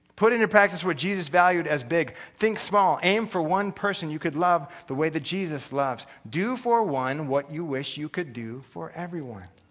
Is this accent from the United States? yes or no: yes; United States; I'm an American